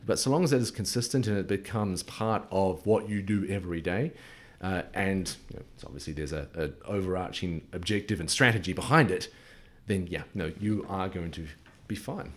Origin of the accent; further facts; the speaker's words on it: New Zealand; moved away; being a Kiwi.